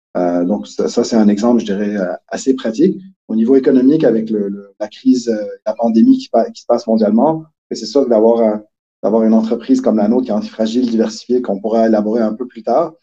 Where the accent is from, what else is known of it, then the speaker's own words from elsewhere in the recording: Quebec, Canada; accent: Québécois; moved away as an adult; now in Switzerland; ça a déjà paru dans mon accent, mais je suis plutôt québécois